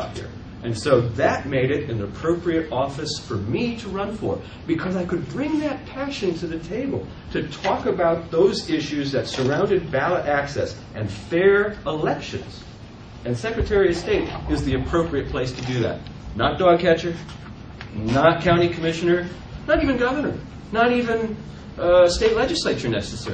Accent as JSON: {"language": "English", "region": "Ohio", "country": "United States", "tie": "born or raised there", "moved": "as an adult", "lives_now": "Indiana, United States", "said": "I grew up there, I lived in Ohio until I was 34 years old"}